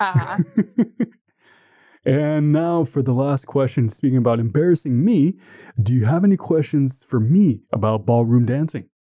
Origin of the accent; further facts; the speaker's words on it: Canada; I'm from Canada